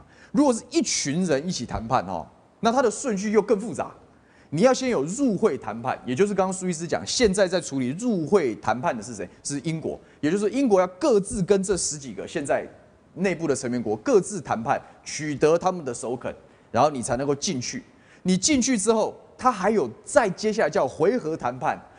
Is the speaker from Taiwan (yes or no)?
yes; Taiwan; 你哪里可以碰我台湾的猪农的权益呢？你哪里可以碰我台湾人民食安的权益呢？